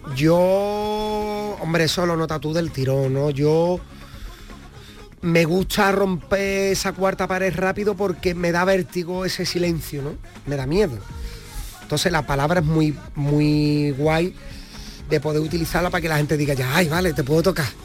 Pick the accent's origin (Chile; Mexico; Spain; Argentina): Spain; Cádiz, Andalusia; Cádiz, esa tragedia de la economía, yo la vivo desde que tengo uso de razón